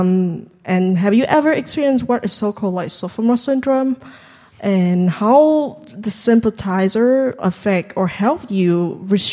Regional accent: Vietnam; English is a second language; moved away; I'm from, obvious from Vietnam, you can tell.

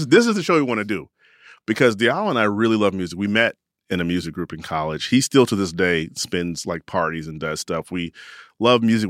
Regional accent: Chicago, Illinois, United States; moved away; also born or lived in Carbondale, Illinois; my hometown, Chicago.

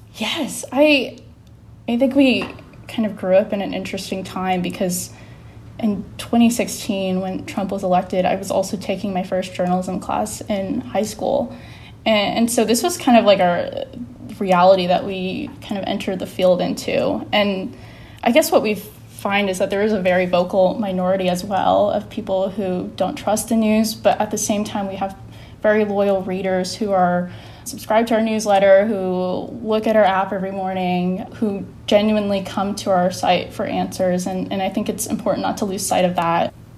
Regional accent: Atlanta, Georgia, United States; I grew up around Atlanta

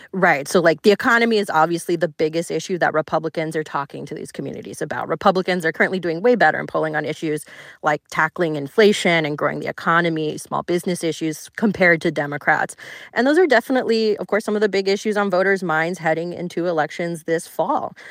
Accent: Florida, United States; I grew up in Florida

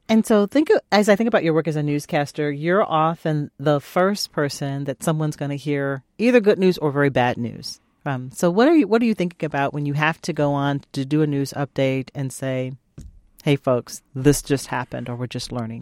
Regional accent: Virginia, United States; moved away; my home state of Virginia

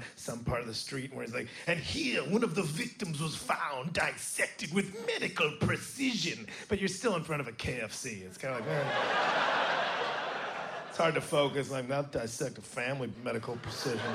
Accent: United States; I'm from America

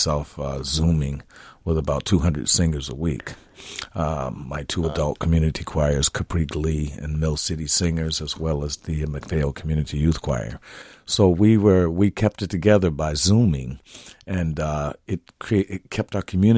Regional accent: Gary, Indiana, United States; moved away as an adult; now in Minnesota, United States; I had great choir directors growing up in Gary, Indiana

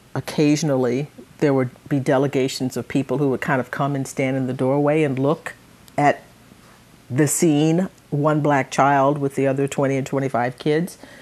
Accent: Conroe, Texas, United States; also born or lived in Livingston, Texas; I grew up in, in, in Conroe.

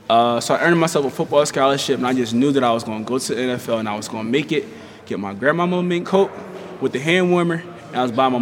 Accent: Philadelphia, Pennsylvania, United States; I grew up here in Philadelphia. I grew up in North Philadelphia, where for most of my upbringing, I lived in the projects.

